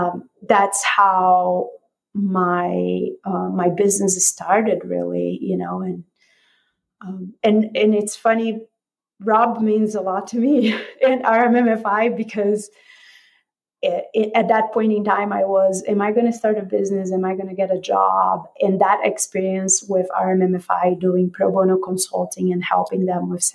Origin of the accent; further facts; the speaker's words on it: Brazil; also born or lived in Denver, United States; now in United States; I am an immigrant. I am Brazilian.